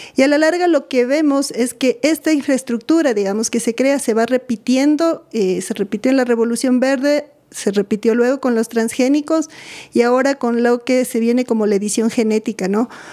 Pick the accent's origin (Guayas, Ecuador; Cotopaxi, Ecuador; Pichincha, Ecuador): Pichincha, Ecuador; Quito; Bueno, yo soy de Quito. Nací aquí, he vivido aquí casi toda mi vida